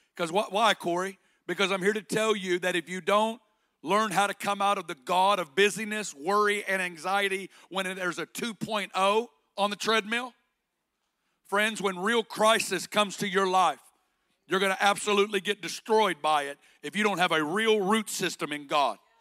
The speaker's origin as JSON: {"language": "English", "region": "Northwest Arkansas", "country": "United States", "tie": "born or raised there", "also_born_or_lived": "Kansas City", "accent": "Arkansas", "moved": "as an adult", "said": "I got born and raised in Northwest Arkansas"}